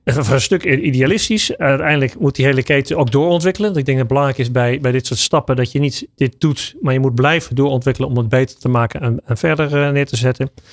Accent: Netherlands; we zijn Nederlanders

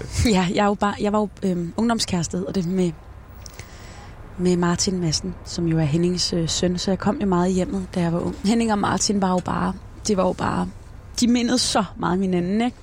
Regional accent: Denmark; also born or lived in Esbjerg; Jeg er vokset op i Rankeby og øh, uddannet fra Esbjerg

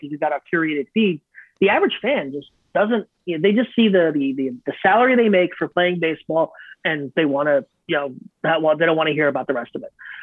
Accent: Northeast, United States; I'm from the Northeast

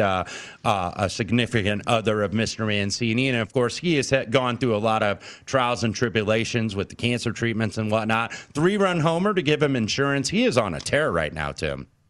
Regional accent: Indiana, United States; he called my home state a disaster

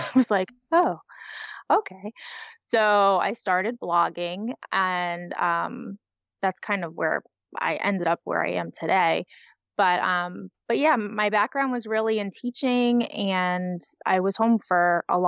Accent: Pennsylvania, United States; I'm from Magical Memory Planners, as you said. I'm from the Pennsylvania area.

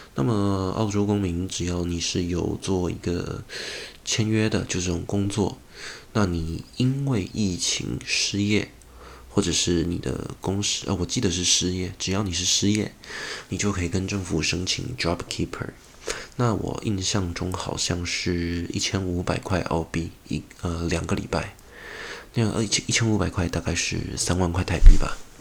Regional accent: Taiwan; moved away as an adult; now in Australia; 因为我是台湾人获得了不少掌声

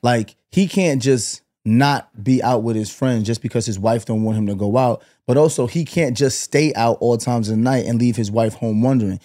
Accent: Brooklyn, New York, United States; Growing up in Brooklyn

